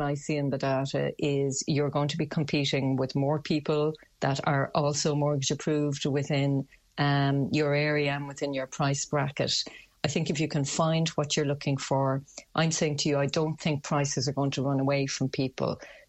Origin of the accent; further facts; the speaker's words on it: Limerick, Munster, Ireland; And certainly to my mind, I'm from Limerick, I'm biased, I'm going to say it's going to represent good value for money.